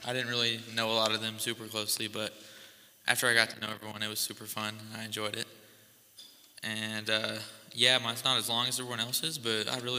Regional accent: Missouri, United States; moved away; I'm originally from Missouri

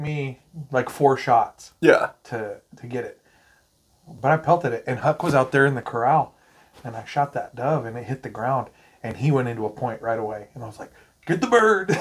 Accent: Montana, United States; now in Arkansas, United States; I'm from Montana

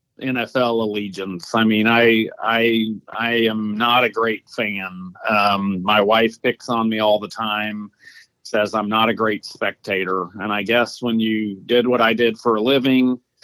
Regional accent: Atlanta, Georgia, United States; my hometown, Atlanta.

